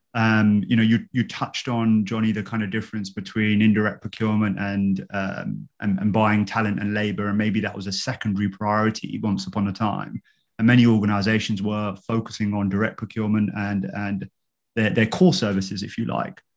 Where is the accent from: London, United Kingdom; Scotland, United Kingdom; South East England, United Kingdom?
London, United Kingdom; now in Woking, United Kingdom; I grew up in London uh, and uh, I'm currently living with my wife in Woking.